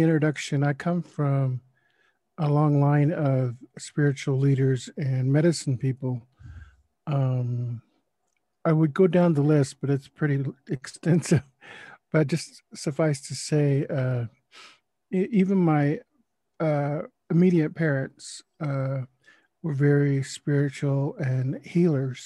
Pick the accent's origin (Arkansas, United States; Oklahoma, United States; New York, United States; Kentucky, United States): Oklahoma, United States; Oklahoma City; I grew up in Oklahoma City, but my grandmother lived in rural Oklahoma.